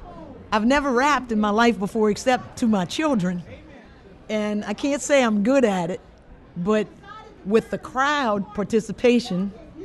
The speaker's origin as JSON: {"language": "English", "region": "South Louisiana", "country": "United States", "tie": "born or raised there", "said": "I'm from South Louisiana. I grew up on the bayou"}